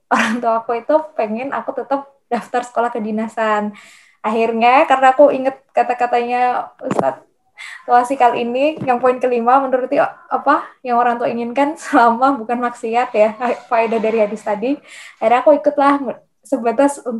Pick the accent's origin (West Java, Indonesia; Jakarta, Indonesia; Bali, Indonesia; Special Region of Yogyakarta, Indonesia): Special Region of Yogyakarta, Indonesia; Yogyakarta; aku nggak mau jadi anak rantau gitu aku kan orang Jogja pengennya udahlah kuliah di UGM aja gitu